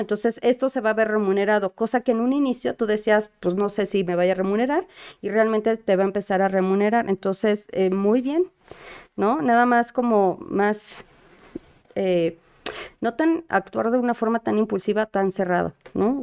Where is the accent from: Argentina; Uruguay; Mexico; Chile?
Mexico; todos como mexicanos